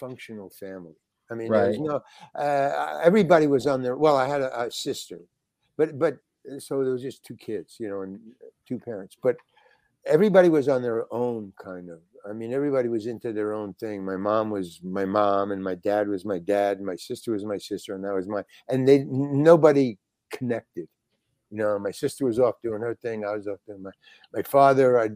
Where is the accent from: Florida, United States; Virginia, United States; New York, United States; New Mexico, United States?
New York, United States; New York City; I was born in Manhattan. Yeah. Manhattan General Hospital